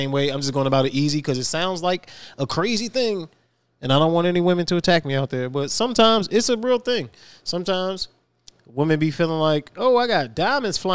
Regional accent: Virginia, United States; I'm from Virginia

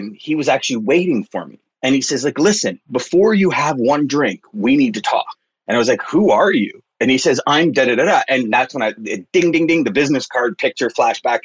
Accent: Montreal, Quebec, Canada; I grew up in Quebec in the West Island, which is a suburb of Montreal

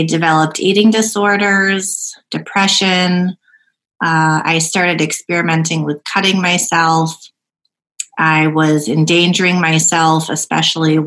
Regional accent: Rochester, New York, United States; also born or lived in South Korea; I grew up in Rochester, New York, in the suburb of Brighton

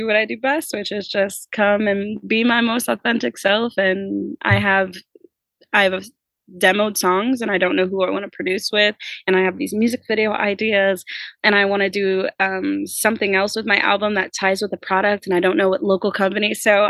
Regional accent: Midwest, United States; I grew up in the Midwest.

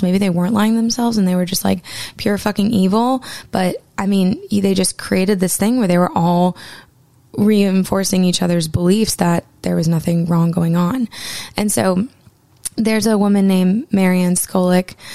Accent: Maine, United States; my home state of Maine

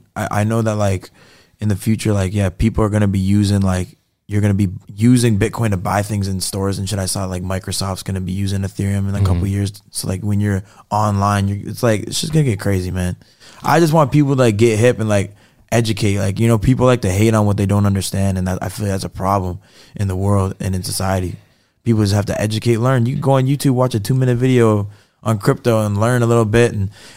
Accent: Toronto, Ontario, Canada; So like when I first started coming to America, and I would tell people, like, we're from Canada, like, blah, blah, blah.

